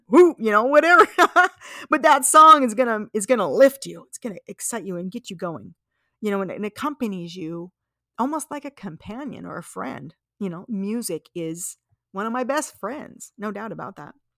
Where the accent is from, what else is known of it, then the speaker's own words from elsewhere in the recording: Las Vegas, Nevada, United States; I grew up in Las Vegas, Nevada